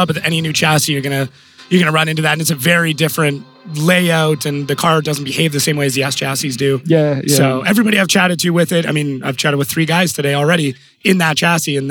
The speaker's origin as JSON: {"language": "English", "country": "Canada", "said": "I come from Canada, so I use mostly metric too"}